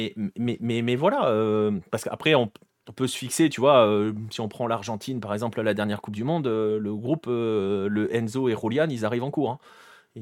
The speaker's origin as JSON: {"language": "French", "country": "France", "said": "on est français"}